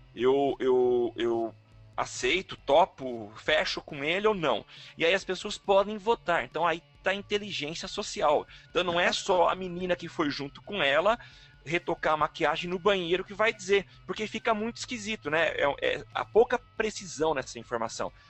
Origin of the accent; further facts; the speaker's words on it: São Carlos, São Paulo, Brazil; eu sou de São Carlos